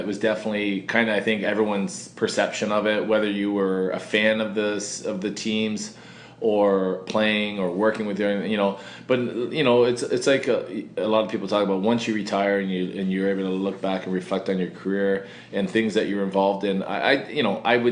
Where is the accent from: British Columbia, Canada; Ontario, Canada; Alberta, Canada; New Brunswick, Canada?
Ontario, Canada; I'm from Ontario